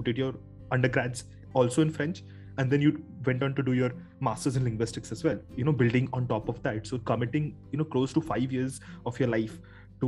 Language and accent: English; Kolkata, West Bengal, India; I've lived, born and brought up in Kolkata, and in home you speak Hindi